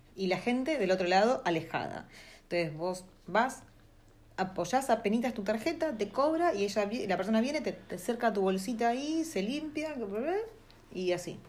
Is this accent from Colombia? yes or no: no; Argentina; now in New Zealand; estamos re hambrentinos